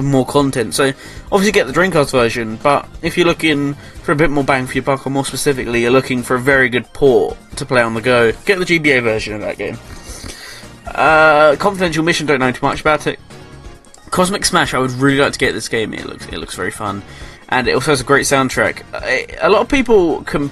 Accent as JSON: {"language": "English", "region": "England", "country": "United Kingdom", "said": "I'm English"}